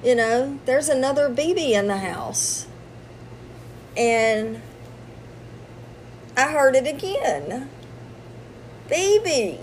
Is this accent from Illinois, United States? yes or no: no; Louisiana, United States; I'm from Louisiana.